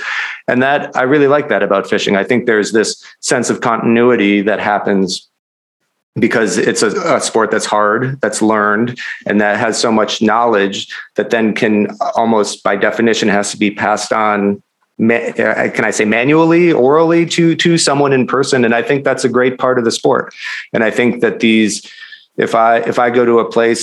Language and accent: English; Minnesota, United States; I'm from Minnesota, but my family has a cabin in Wisconsin where I've gone every summer for my whole life